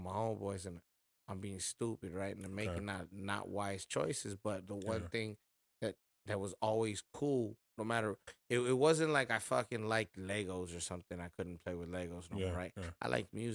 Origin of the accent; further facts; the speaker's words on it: Ontario, California, United States; also born or lived in Montebello, California / East Los Angeles, California; I grew up in the Inland Empire